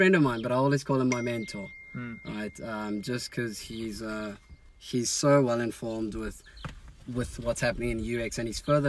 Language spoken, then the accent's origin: English; South Africa; I'm a South African